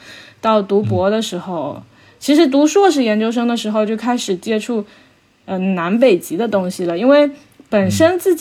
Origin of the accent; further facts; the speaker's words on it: Xiamen, Fujian, China; 小时候不是出生在，哎，出生在鼓浪屿嘛，然后生活在这个海边